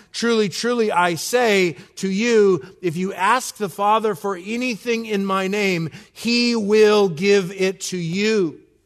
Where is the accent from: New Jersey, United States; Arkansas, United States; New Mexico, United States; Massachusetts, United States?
New Mexico, United States; I'm from New Mexico